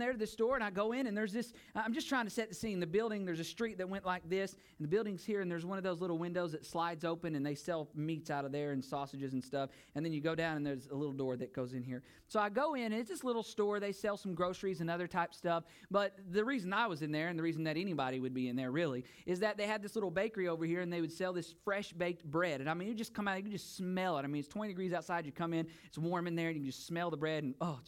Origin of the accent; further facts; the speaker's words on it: United States; moved away as an adult; now in Bulgaria; I am an American